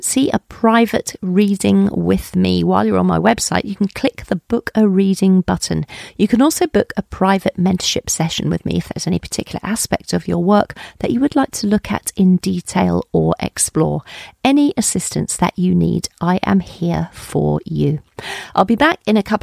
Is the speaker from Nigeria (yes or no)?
no; Colchester, East of England, United Kingdom; I was brought up in Colchester in Essex.